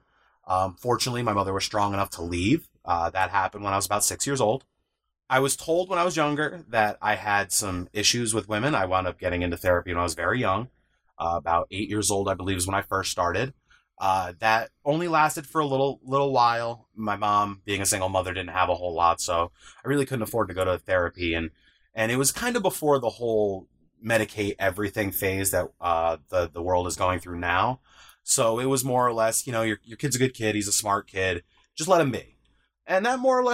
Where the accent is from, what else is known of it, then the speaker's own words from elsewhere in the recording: upstate New York, United States; I'm 33 years old from upstate New York.